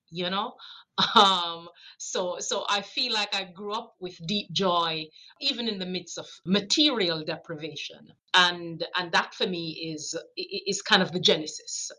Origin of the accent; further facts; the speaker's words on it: Jamaica; moved away; I grew up, I'm a child from Jamaica, so I'm an immigrant to this country. I came here 81 after growing up with grandmothers